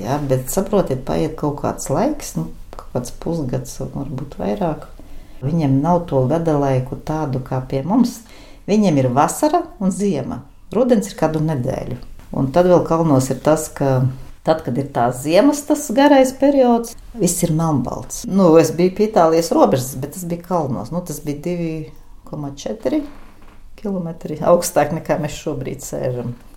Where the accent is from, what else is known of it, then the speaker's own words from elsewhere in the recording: Jēkabpils, Jēkabpils Municipality, Latvia; Es esmu dzimusi, augusi Kruspelī, pilsētas daļā